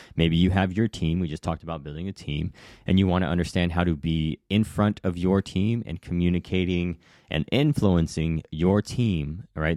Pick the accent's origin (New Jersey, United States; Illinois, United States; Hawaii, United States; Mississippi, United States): Hawaii, United States; moved away; I was raised in Hawaii, but I've come and gone two or three, three times